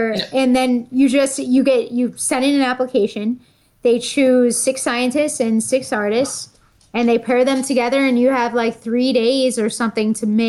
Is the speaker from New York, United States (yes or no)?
yes; Buffalo, New York, United States; moved away; I grew up in Buffalo, New York, and love Canal.